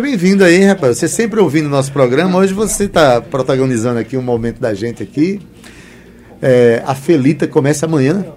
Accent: Itabaiana, Paraíba, Brazil; aqui na minha cidade natal, na minha Itabaiana

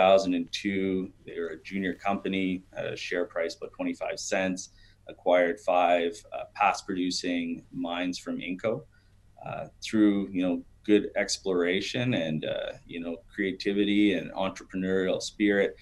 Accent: Sudbury, Ontario, Canada; I'm from Sudbury

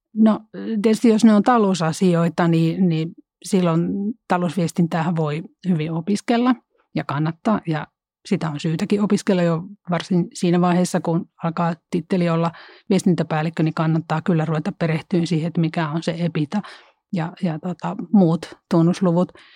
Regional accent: Central Finland, Finland; mä oon Keski-Suomesta kotoisin

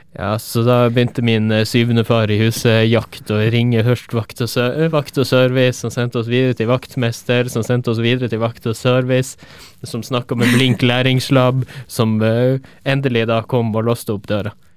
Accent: Tromsø, Troms, Norway; moved away; er jeg fra Tromsø

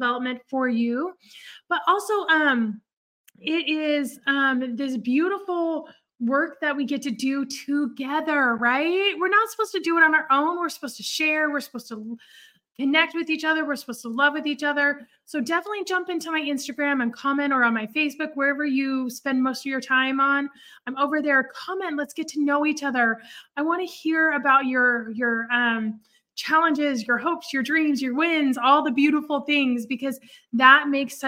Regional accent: Oregon, United States; moved away as an adult; also born or lived in California; now in Dallas, United States; I grew up in Oregon. I grew up a little bit in California. Honestly, we moved when I was 13, but I really consider Oregon my home

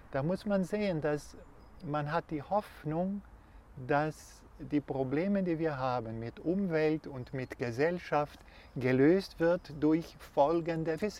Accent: Brazil; German is a second language; moved away

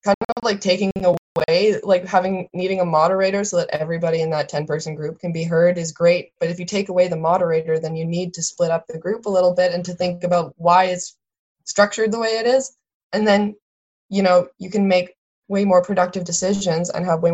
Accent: southeastern Alberta, Canada; moved away as an adult; also born or lived in West Coast; I'm from Alberta and I'm from southeastern Alberta, where it's legendarily treeless.

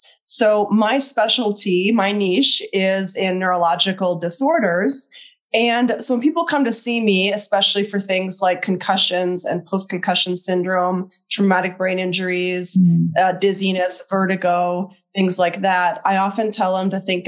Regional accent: Minnesota, United States; moved away as an adult; also born or lived in Oregon / Texas; I grew up in Minnesota, and I moved out to Oregon right after I graduated from my master's program

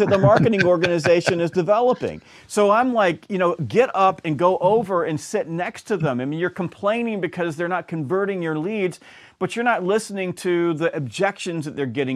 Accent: the South, United States; also born or lived in Georgia; I'm from the South

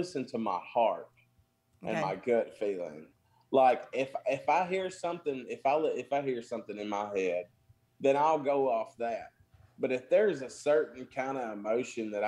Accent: Mooreville, Mississippi, United States; I'm known around my hometown. Well, I'm known around Morville, Mississippi, over by about 5 miles from Tupelo

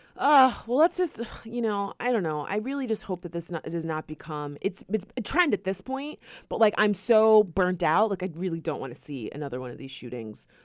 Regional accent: Florida, United States; we are from Florida

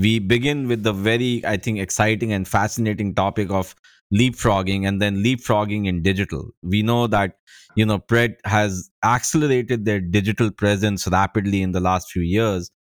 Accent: India; now in California, United States; my home country, India

